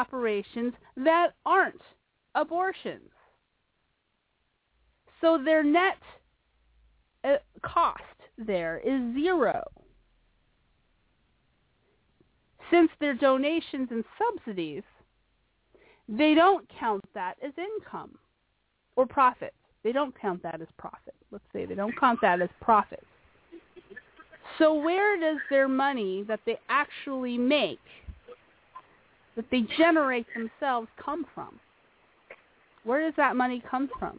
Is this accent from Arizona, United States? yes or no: yes; Phoenix, Arizona, United States; my home in Phoenix, my hometown home